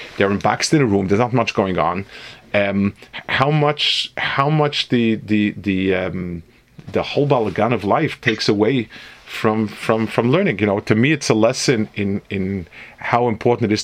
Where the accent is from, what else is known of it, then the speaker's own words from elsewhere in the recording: New York, United States; moved away; also born or lived in Jerusalem; I grew up in New York